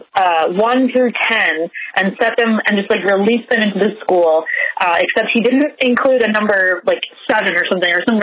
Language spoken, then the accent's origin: English; Old Bridge, New Jersey, United States; grew up in Old Bridge all my life, don't live there anymore, but I still live in New Jersey